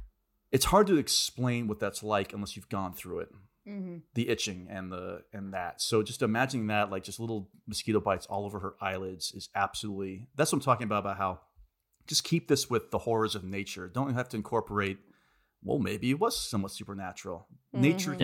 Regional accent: Florida, United States; growing up in Florida, there were really bad mosquito eras down there.

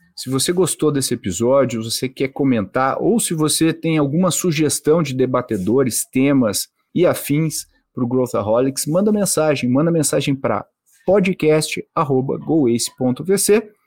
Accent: Brazil; como brasileiros

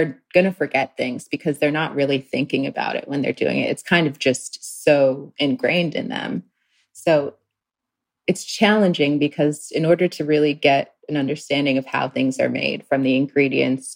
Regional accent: U.S. Virgin Islands; moved away; I grew up in St. Croix, the Virgin Islands.

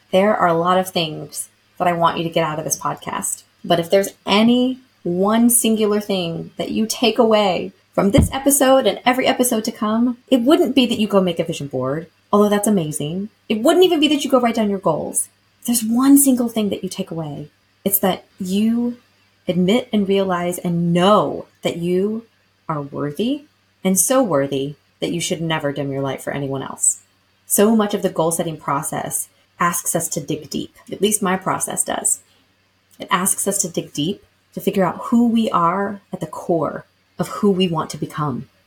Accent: Lexington, Kentucky, United States; moved away; growing up in Lexington, Kentucky, shout out to my hometown and home state because I do no longer live there

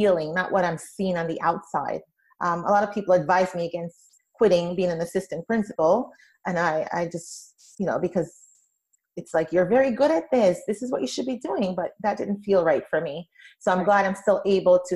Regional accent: Jamaica; moved away; also born or lived in Brooklyn, New York, United States; my experience growing up in Jamaica, the West Indies, not Jamaica, New York, but Jamaica in the Caribbean

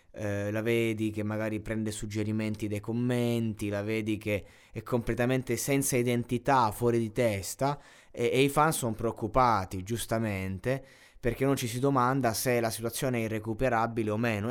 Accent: Abruzzo, Italy; coccia è molto abruzzese, sono abruzzese

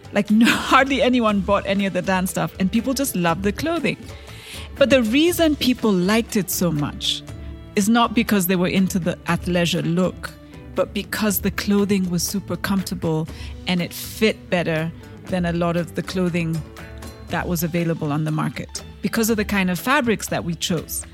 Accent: Kenya; I am a Kenyan entrepreneur

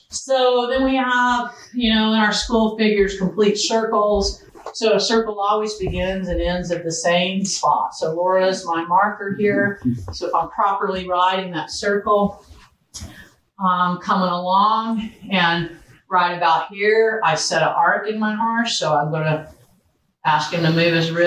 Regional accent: Florida, United States; moved away; I grew up in Florida, not here

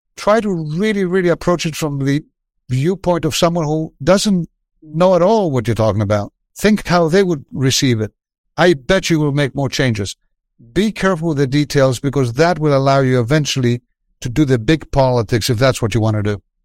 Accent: Athens, Attica, Greece; moved away as an adult; now in United States; I was from Athens. I was from a well-off family

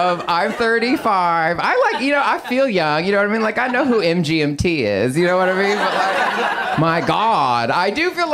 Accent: Texas, United States; now in Los Angeles, United States; I'm from Texas

